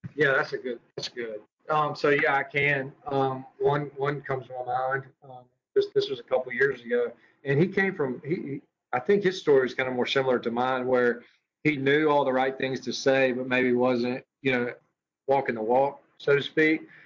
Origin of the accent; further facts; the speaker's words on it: Madison, Mississippi, United States; moved away as an adult; also born or lived in Hammond, Louisiana; now in Meridian, United States; I am born and raised in Madison, Mississippi